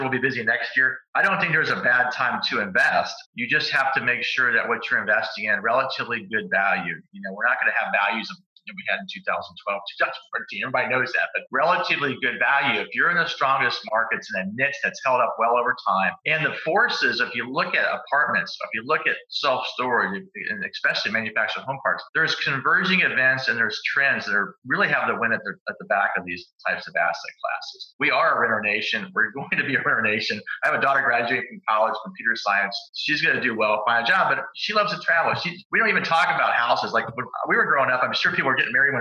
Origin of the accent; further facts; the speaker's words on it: Phoenix, Arizona, United States; I grew up in Phoenix, a big retirement community